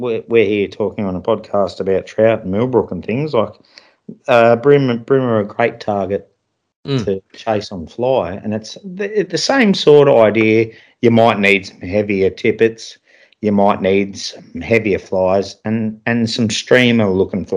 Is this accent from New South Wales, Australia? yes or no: no; Victoria, Australia; I'm from Victoria